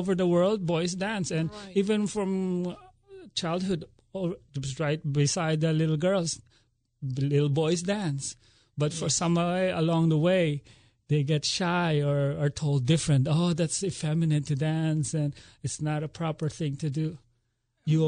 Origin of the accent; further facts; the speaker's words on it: Manila, Metro Manila, Philippines; moved away as an adult; also born or lived in Atlanta, United States; now in Philadelphia area, United States; I'm originally from the Philippines